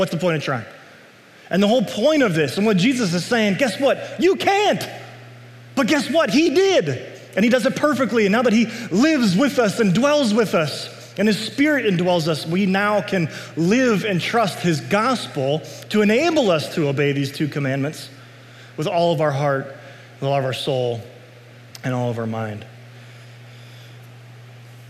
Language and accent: English; United States; I'm a citizen of the United States. I'm glad I'm an American